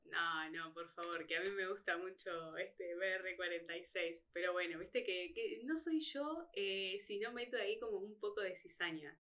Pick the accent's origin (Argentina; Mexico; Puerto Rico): Argentina; nosotros como fanáticos argentinos